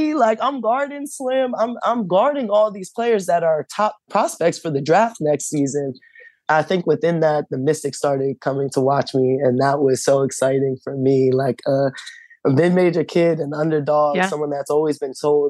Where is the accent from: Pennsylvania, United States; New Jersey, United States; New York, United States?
Pennsylvania, United States; Delaware County; we grew up in Delaware County